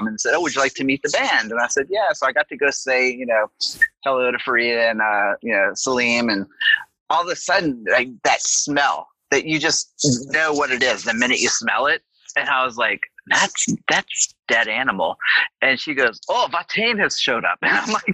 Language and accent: English; New Orleans, Louisiana, United States; moved away; also born or lived in Atlanta; I am from New Orleans originally too.